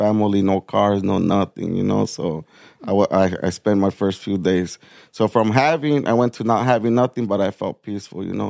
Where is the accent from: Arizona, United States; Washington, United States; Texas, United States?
Arizona, United States; Nogales; now in Tucson, United States; I'm born and raised in Nogales, Arizona. Yeah, it's a small border town